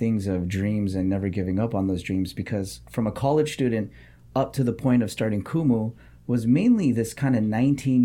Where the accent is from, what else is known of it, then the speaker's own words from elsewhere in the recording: Los Angeles, California, United States; also born or lived in Santa Barbara; I was born and raised in Los Angeles to a single mom